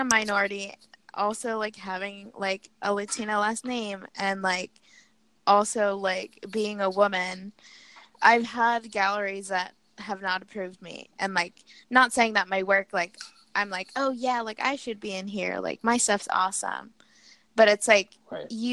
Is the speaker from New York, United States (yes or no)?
yes; New York City, New York, United States; moved away as an adult; I'm from New York City, born and raised.